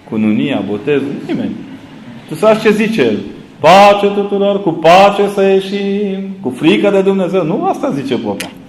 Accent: Transylvania, Romania; Eu vă întreb acum ca un ardelean, tâmpit, că eu nu trăiesc la graniță cu alte imperii decât cu cel în care am fost crescut.

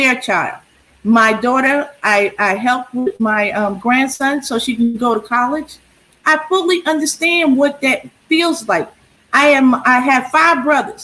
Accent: New Jersey, United States; moved away as an adult; also born or lived in Germany; now in El Paso, United States; I'm from New Jersey

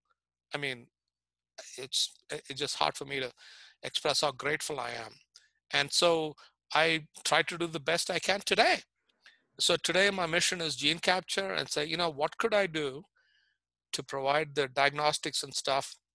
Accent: India; moved away as an adult; now in United States; I was born in India, I grew up in India

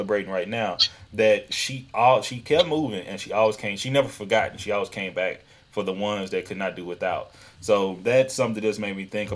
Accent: East Texas, United States; accent: Southern; moved away as an adult; also born or lived in Houston, Texas; now in Seattle, United States; I grew up in East Texas, and been in Houston for 13, 14 years

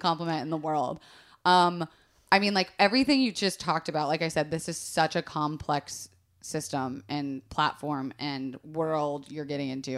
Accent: Florida, United States; growing up in Florida

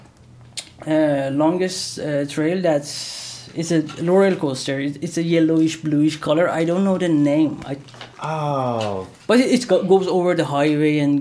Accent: Iran; moved away as an adult; I spent 25 years in Iran. I grew up in Iran

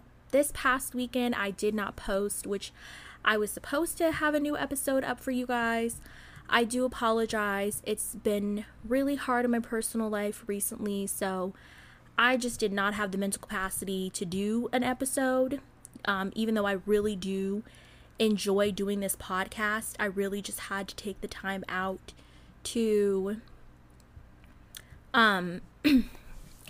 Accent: Southern Illinois, United States; accent: Midwestern; moved away; as somebody who's from Southern Illinois, no, I'm not from Chicago

